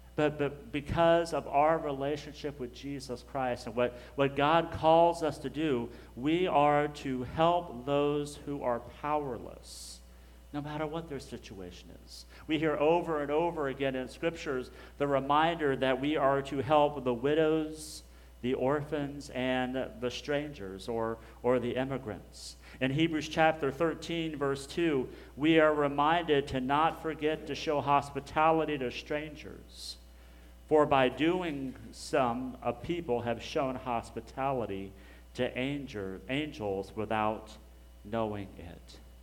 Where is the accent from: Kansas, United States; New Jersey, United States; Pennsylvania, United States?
Kansas, United States; Hutchinson; now in Garland, United States; I grew up in Hutchinson, Kansas, so I'm, I'm a Kansas boy